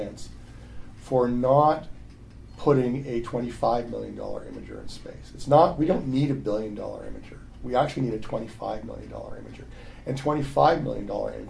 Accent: Canada; I'm from Canada

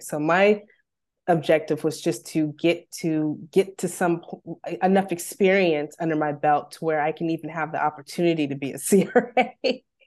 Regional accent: Bakersfield, California, United States; moved away as an adult; also born or lived in Los Angeles; I'm born and raised in Bakersfield

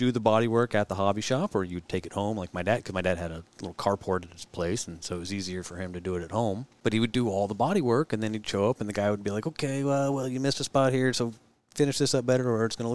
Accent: Monterey, California, United States; moved away; when I grew up in Monterey

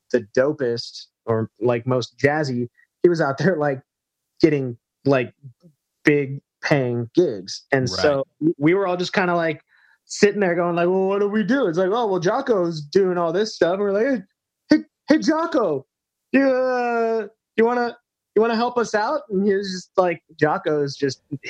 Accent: Thousand Oaks, California, United States; I grew up in Southern California in Newbury Park or Thousand Oaks

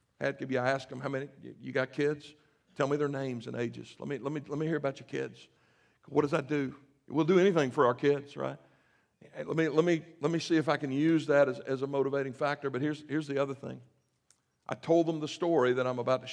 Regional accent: the South, United States; moved away; I grew up in the South, so we say amen.

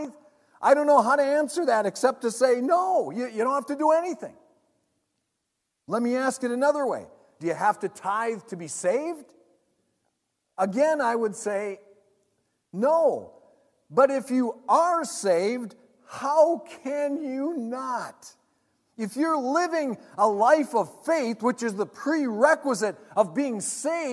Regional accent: United States; I want people in my hometown to know Jesus. I want there to be a gospel presence in the Twin Ports and the surrounding region

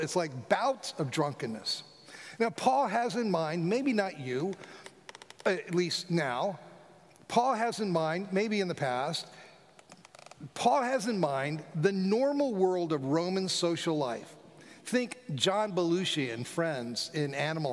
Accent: South Florida, United States; I grew up in South Florida

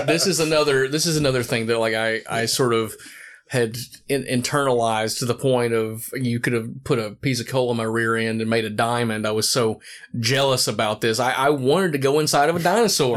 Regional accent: Morristown, Tennessee, United States; I grew up in Morristown, Tennessee

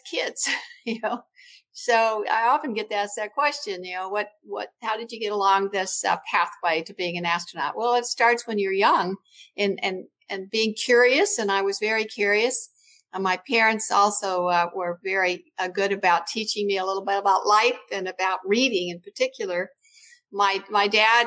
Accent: Yakima Valley, Washington, United States; growing up in Washington State

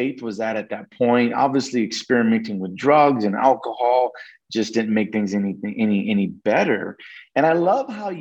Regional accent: Oklahoma, United States; moved away; also born or lived in New Mexico; I'm originally from Oklahoma, but we actually moved to New Mexico once my parents got that divorce

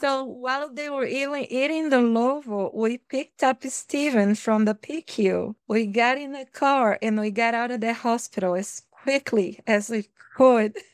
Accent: Bahia, Brazil; English is a second language; moved away as an adult; also born or lived in Fiji; now in Minnesota, United States; I come from Brazil, the state of Bahia, where it's very warm

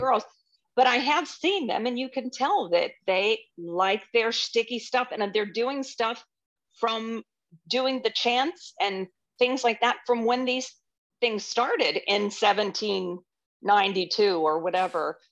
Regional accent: Orlando, Florida, United States; also born or lived in Youngstown, Ohio / Winter Park, Florida; I grew up in Orlando, basically. We moved here in sixty-nine

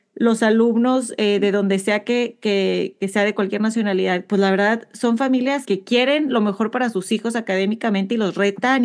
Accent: Mexico; moved away as an adult; now in United States; Mariana y yo venimos de México, aunque venimos de diferentes ciudades

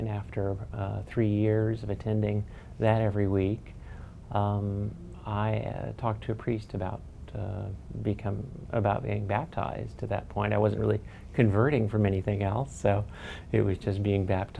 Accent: San Jose, California, United States; now in Greenbelt, United States; So I grew up in San Jose, California, and now live in Greenbelt, Maryland.

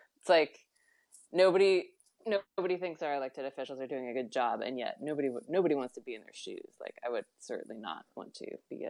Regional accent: California, United States; moved away; I grew up in California, or at least I was born there.

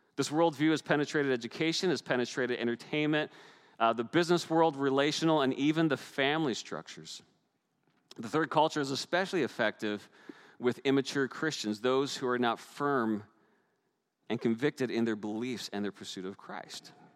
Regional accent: Newfoundland and Labrador, Canada; moved away; growing up in the North Atlantic, storms were regular, they were a normal part of our lives. And if you watched on the news, you've even seen my home pro- uh, province of Newfoundland

